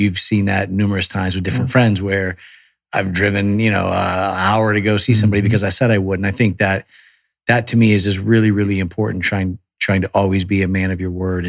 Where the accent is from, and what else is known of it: Connecticut, United States; born or raised there; now in Beverly Hills, United States